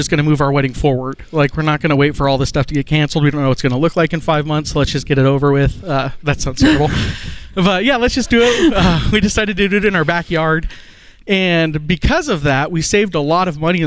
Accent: Montana, United States; now in Oklahoma City, United States; I'm from Montana

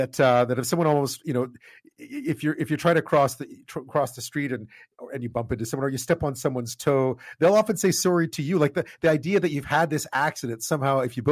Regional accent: Canada; as a Canadian

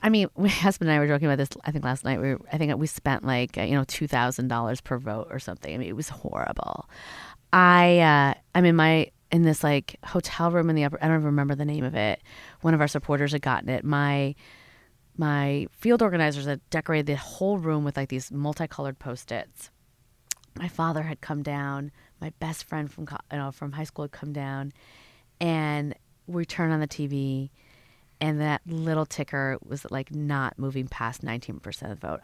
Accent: Schaumburg, Illinois, United States; I grew up in Schaumburg, Illinois

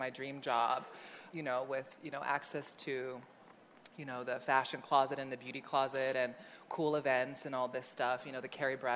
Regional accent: Honolulu, Hawaii, United States; I grew up in Honolulu, Hawaii. I was born my parents' firstborn son, the middle of five kids. Um, I grew up in, on the island of Oahu in a lower income neighborhood called Kalihi.

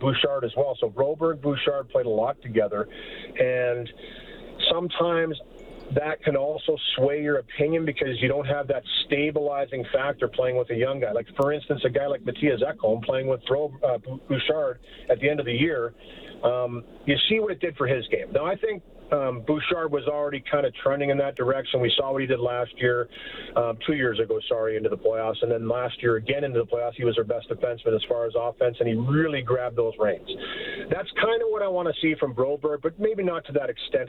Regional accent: Port Elgin, Ontario, Canada; I was roofing in my hometown of Port Elgin at the time

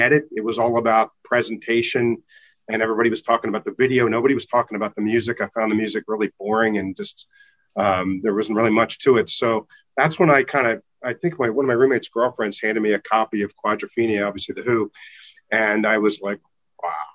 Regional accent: United States; I'm obviously American

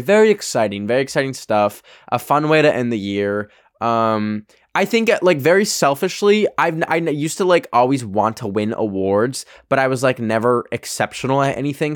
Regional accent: Alberta, Canada; now in United States; the clubs in my hometown are all fucking like cowboy themed and like like uh like rodeo vibes um cuz it's Alberta, Canada

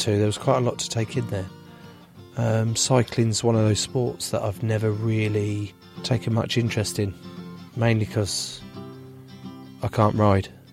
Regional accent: England, United Kingdom; being English

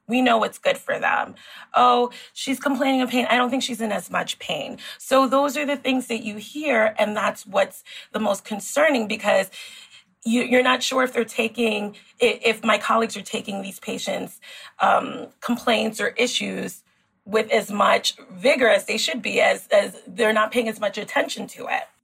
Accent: New York City, New York, United States; also born or lived in Queens, New York; I grew up in the Bronx. I grew up in New York City

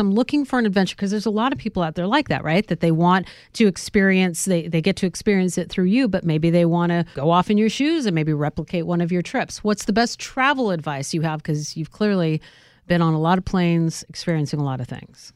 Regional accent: Northern California, United States; I'm from Northern California

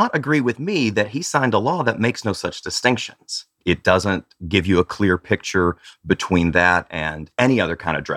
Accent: Tennessee, United States; I grew up queer in Tennessee in a little bitty farm community

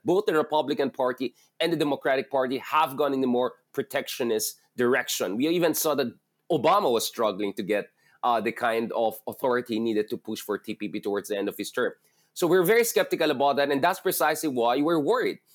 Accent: Philippines; a Filipino based in the Philippines

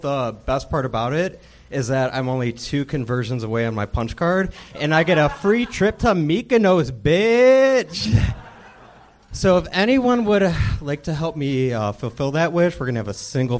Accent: Cleveland, Ohio, United States; moved away as an adult; now in Los Angeles, United States; I'm from Cleveland, Ohio.

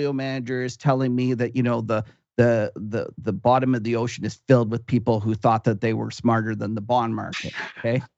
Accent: Canada; me as a Canadian

